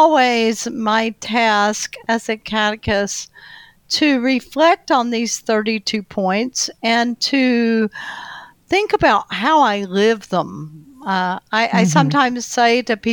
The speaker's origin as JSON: {"language": "English", "town": "Ball Ground", "region": "Georgia", "country": "United States", "tie": "born or raised there", "also_born_or_lived": "Durham, North Carolina", "moved": "as an adult", "said": "I live in a little town called Ball Ground, Georgia, which is the place where I grew up"}